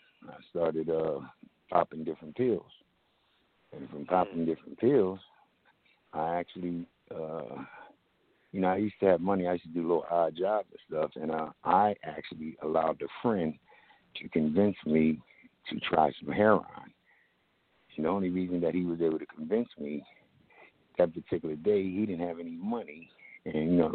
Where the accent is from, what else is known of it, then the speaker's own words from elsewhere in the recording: Camden, New Jersey, United States; also born or lived in Glassboro, New Jersey; I grew up in Camden, New Jersey.